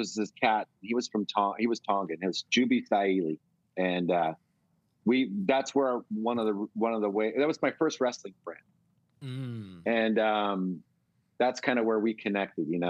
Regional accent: Bay Area, California, United States; growing up in the Bay Area

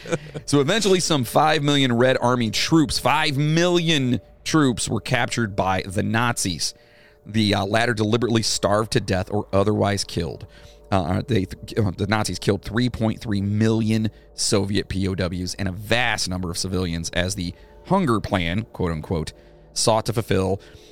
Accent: England, United Kingdom; I'm English as shit, which means you're a lot of English, too.

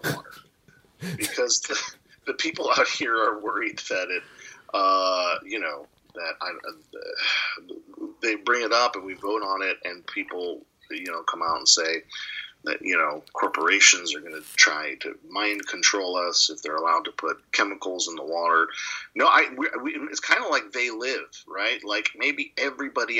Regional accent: Portland, Oregon, United States; also born or lived in Midwest; born and raised in Portland and live here now with my wife and children.

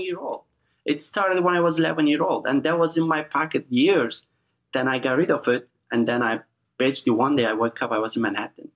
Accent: eastern Turkey, Erzincan, Turkey; English is a second language; moved away as an adult; also born or lived in Hamptons, New York; now in United States; we're all the way in eastern Turkey called little state Erzincan

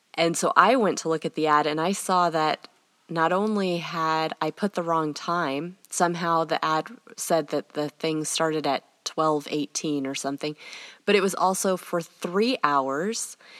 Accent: United States; also born or lived in England; for me as an American

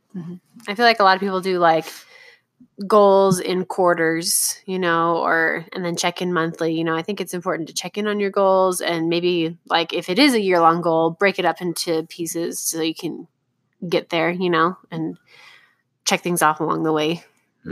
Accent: Southern California, United States; I grew up going to Disneyland because I grew up in Southern California, and we went every year

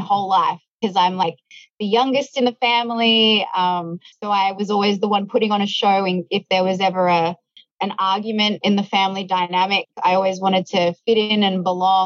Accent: Melbourne, Victoria, Australia; I grew up sort of in the suburbs of Melbourne

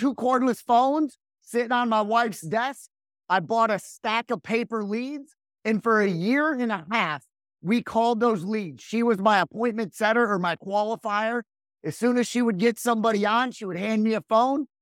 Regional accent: Rockford, Illinois, United States; now in Raleigh, United States; I was born and raised right outside of Chicago, Illinois

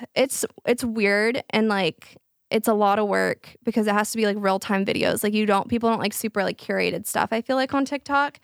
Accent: Flower Mound, Texas, United States; all of my friends, we grew up in Flower Mond, which is a very, like, rich area

